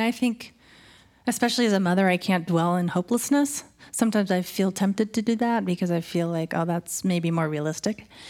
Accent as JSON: {"language": "English", "town": "Colorado Springs", "region": "Colorado", "country": "United States", "tie": "born or raised there", "moved": "yes", "said": "Colorado Springs. Yeah, my dad taught at Colorado College and my mom was a school teacher."}